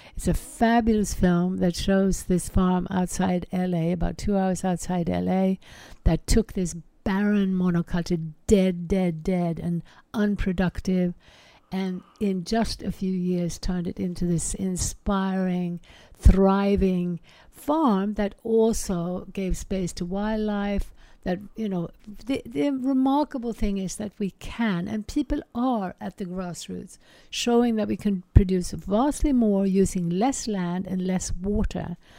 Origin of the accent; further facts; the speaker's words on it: Sweden; I grew up in Sweden